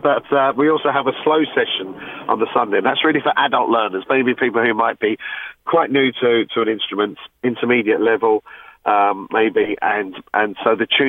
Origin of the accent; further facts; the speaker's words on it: London, United Kingdom; moved away as an adult; now in Broomfield, Ireland; originally, I'm from London. And I was involved in the West London Coulter's